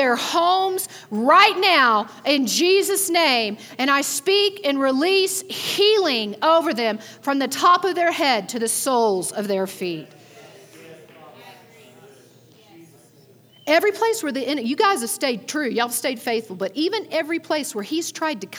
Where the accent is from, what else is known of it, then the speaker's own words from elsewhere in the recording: Texas, United States; accent: Texas; moved away; I'm still from Texas